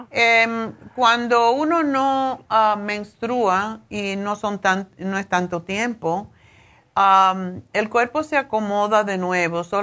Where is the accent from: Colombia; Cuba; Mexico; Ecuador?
Cuba; now in Spain; cuando yo me vine de, me fui de Cuba a España, a Madrid, me pasó igual, como dos meses